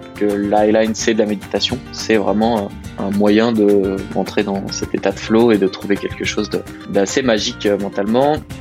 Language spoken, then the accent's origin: French; Annecy, Auvergne-Rhône-Alpes, France; j'habite à Annecy, je suis à peu près là depuis toujours